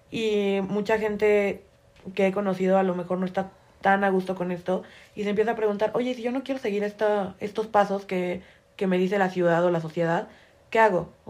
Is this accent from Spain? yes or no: no; Torreón, Coahuila, Mexico; yo también soy de allá.